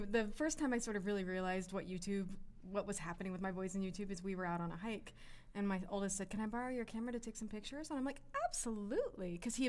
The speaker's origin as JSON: {"language": "English", "town": "Salina", "region": "Kansas", "country": "United States", "tie": "born or raised there", "also_born_or_lived": "Los Angeles / Massachusetts", "moved": "yes", "lives_now": "Arizona, United States", "said": "I grew up in Salina, Kansas, almost geographic center of the United States."}